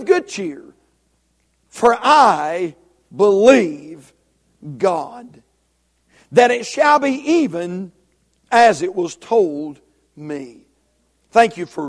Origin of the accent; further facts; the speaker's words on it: Union Grove, North Carolina, United States; we're from Union Grove